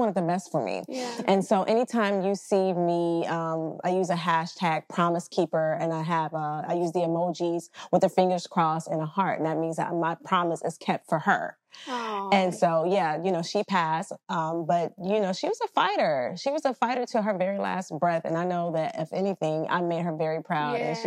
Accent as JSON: {"language": "English", "region": "Central Texas", "country": "United States", "moved": "as an adult", "lives_now": "Georgia, United States", "said": "I'm from Central Texas, and I just wanted more for my life. And my mother and I, we just picked up and we relocated"}